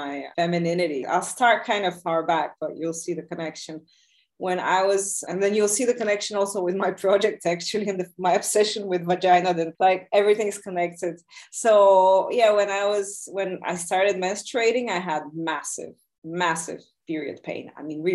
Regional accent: Bulgaria; moved away; also born or lived in Soviet Union / New York; I grew up mostly like in Bulgaria. I was also in the Soviet Union a bit, but in Bulgaria.

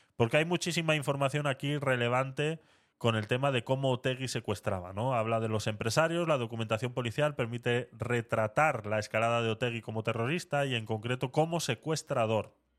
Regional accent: Vitoria-Gasteiz, Basque Country, Spain

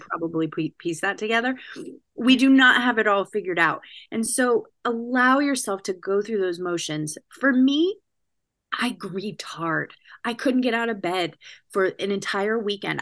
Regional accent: California, United States; moved away as an adult; also born or lived in Washington State; now in New Jersey, United States; I'm California, born and bred

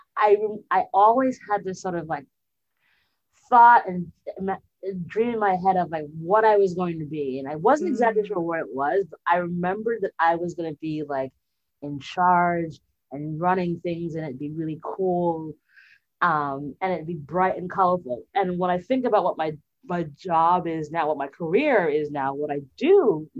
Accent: Jamaica; as a Jamaican child

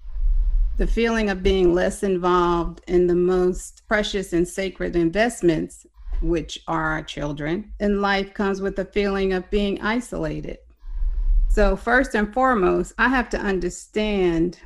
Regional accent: Roselle, New Jersey, United States; moved away as an adult; now in Houston, United States; I'm originally from Roselle, New Jersey.

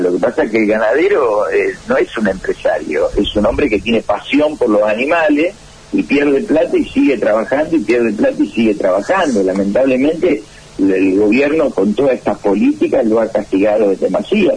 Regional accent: Argentina; en Argentina no tenemos política de Estado

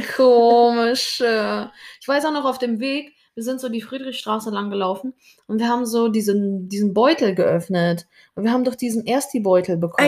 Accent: Germany; ich bin auch Deutsche

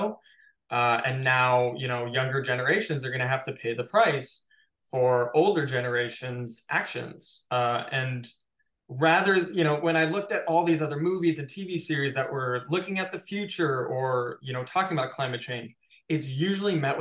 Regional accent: Chicago, Illinois, United States; now in Los Angeles, United States; I grew up in Chicago

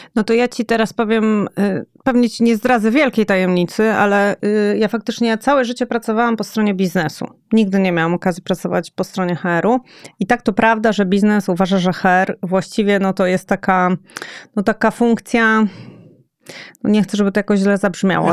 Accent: Łódź, Łódź Voivodeship, Poland; oboje pochodzimy z Łodzi

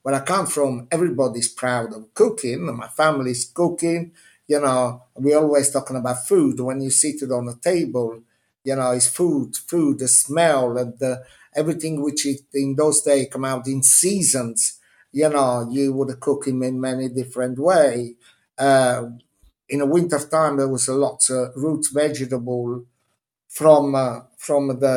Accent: Minori, Campania, Italy; English is a second language; moved away as an adult; now in London, United Kingdom; I was born 30 meters above the sea in a little village of Amalfi Coast, Minori, where the sea was my swimming pool

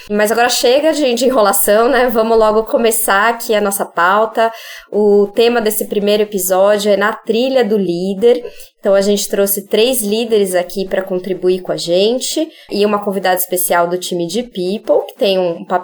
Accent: São Paulo, Brazil; Sou paulistana, tô aqui em São Paulo.

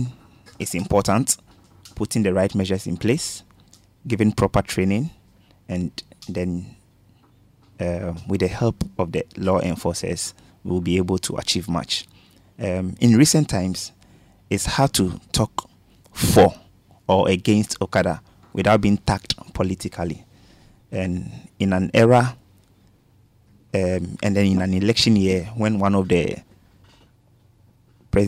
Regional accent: Accra, Greater Accra, Ghana; Growing up in Kokomemle

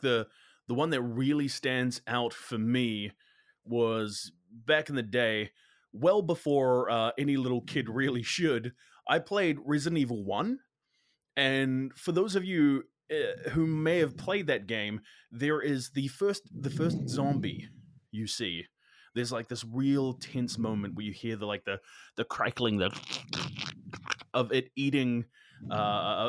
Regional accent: Hastings, Hawke's Bay, New Zealand; so I'm from the Hawke's Bay region. I grew up in Hastings

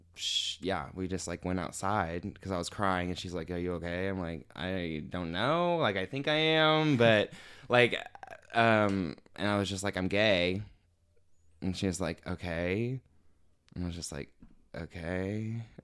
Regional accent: Evansville, Indiana, United States; I'm from Evansville, Indiana. Um, I grew up there and I'm still living there

